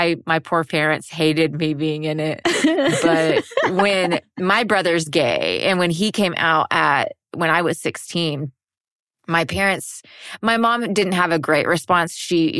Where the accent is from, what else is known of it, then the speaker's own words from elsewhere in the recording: the Bible Belt / the South, United States; I grew up in the Bible Belt.